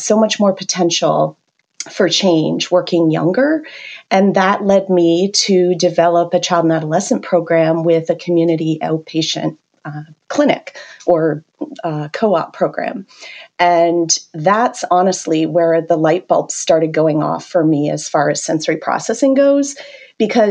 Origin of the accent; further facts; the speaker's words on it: Canada; accent: Canadian; moved away as an adult; now in United States; I'm originally from Canada